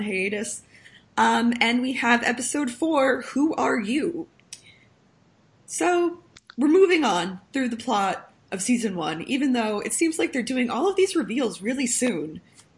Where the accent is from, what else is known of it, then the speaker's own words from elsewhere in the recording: New York, United States; also born or lived in Chicago; I'm actually also from New York